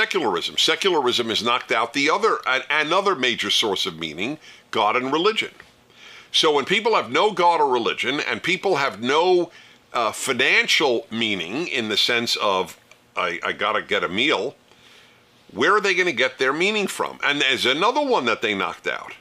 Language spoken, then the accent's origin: English; United States; as an American